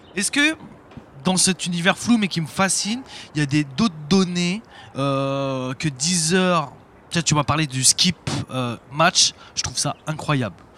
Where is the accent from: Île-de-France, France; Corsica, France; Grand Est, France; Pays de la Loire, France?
Île-de-France, France; Paris; je suis un parisien